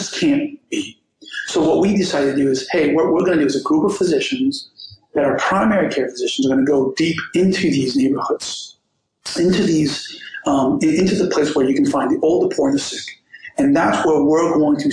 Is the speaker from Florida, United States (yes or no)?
yes; Miami, Florida, United States; We grew up in Liberty City in the first roughly decade of my life